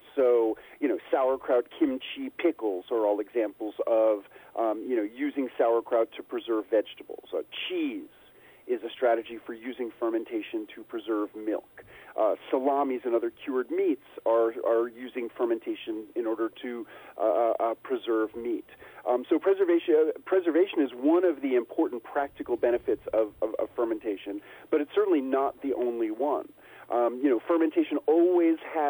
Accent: New York City, New York, United States; moved away as an adult; also born or lived in rural Tennessee; now in Tennessee, United States; I moved from New York City, where I also grew up, to rural Tennessee

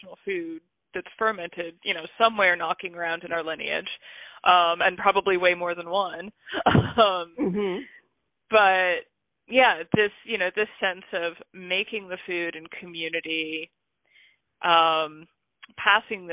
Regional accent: United States; I'm American.

